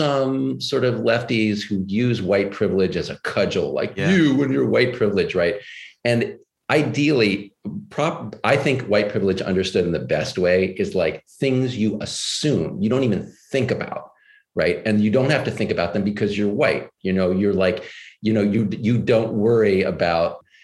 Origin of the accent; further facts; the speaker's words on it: Texas, United States; moved away; also born or lived in New York; I grew up in Texas and I went to Swarthmore College